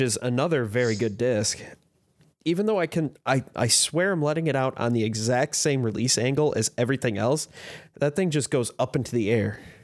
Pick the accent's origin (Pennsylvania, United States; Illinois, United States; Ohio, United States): Illinois, United States; Chicago; now in Fort Wayne, United States; I grew up in the Chicago area.